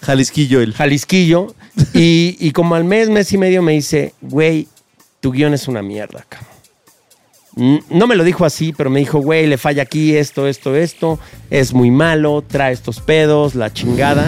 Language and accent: Spanish; Mexico City, Mexico; Yo vengo de un barrio yo crecí en el Triángulo de las Bermudas entre Tepito, La Lagunilla y La Guerrero.